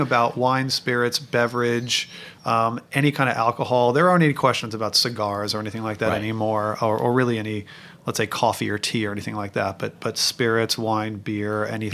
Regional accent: New York City, New York, United States; I'm a New Yorker

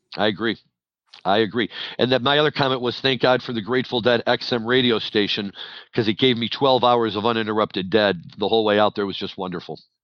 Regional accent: St. Louis, Missouri, United States; moved away; person who was born and raised in St. Louis

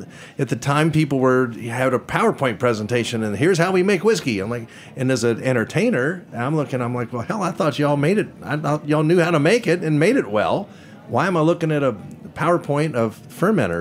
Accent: Kentucky, United States; I'm from Kentucky. We make good Kentucky whiskey, and we're also known for Kentucky music.

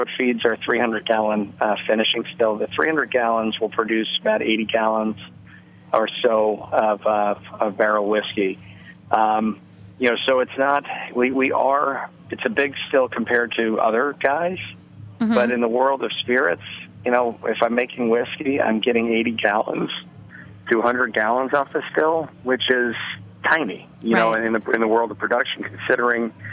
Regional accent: New Orleans, Louisiana, United States; now in Roscoe, NY, United States; We're from New Orleans originally

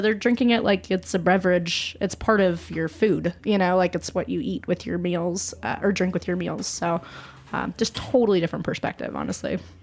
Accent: Colorado, United States; moved away; I'm from Colorado originally

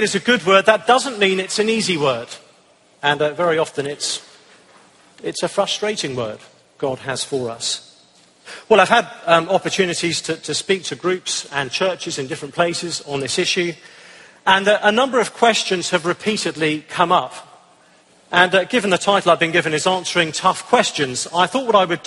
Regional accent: England, United Kingdom; I'm from the United Kingdom, as you can probably tell

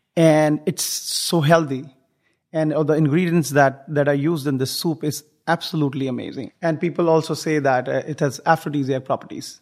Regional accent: northern India, India; moved away as an adult; now in Houston, United States; I come from India. The foothills of the Himalayas, the northern part of India

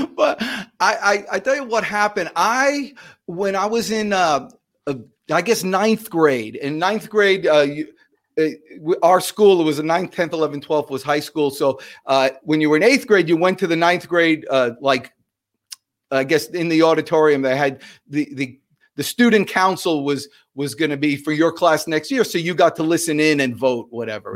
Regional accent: New Jersey, United States; I'm from New Jersey

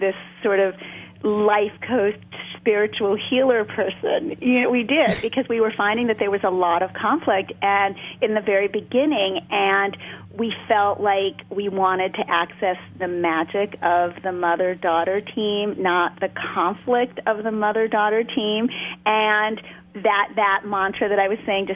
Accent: New York City, New York, United States; I grew up in Brooklyn. I was born in Brooklyn, and I grew up on TV dinners

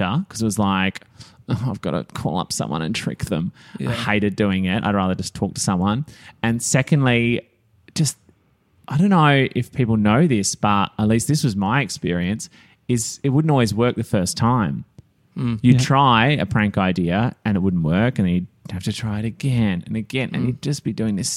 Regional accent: Australia; I'm an Aussie

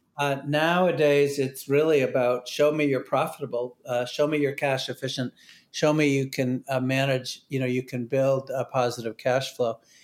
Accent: New Hampshire, United States; I grew up in New Hampshire

